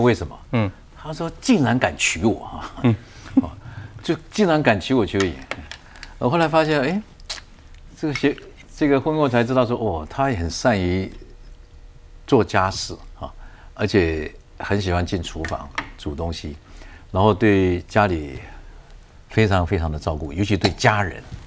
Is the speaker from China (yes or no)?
no; Taiwan; 从小在农村的客家家庭长大的